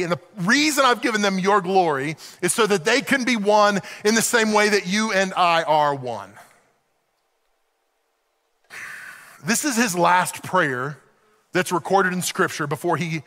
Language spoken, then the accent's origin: English; Oklahoma City, Oklahoma, United States; moved away as an adult; also born or lived in Western Pennsylvania; now in Pennsylvania, United States; I grew up in Oklahoma City.